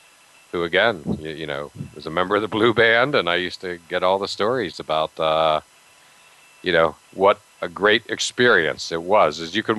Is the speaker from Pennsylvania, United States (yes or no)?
yes; Altoona, Pennsylvania, United States; a guy that I grew up with near in Altoona, Pennsylvania, right down the road from Penn State.